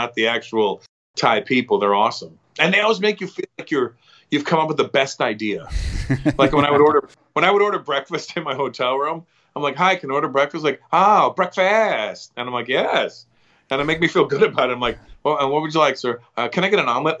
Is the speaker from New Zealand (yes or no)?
no; Canada; I'm an Indian guy from Canada